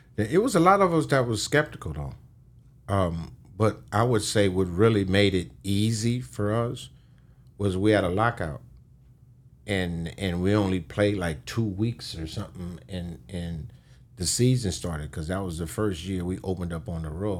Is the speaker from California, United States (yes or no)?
yes; Los Angeles, California, United States; I'm from Los Angeles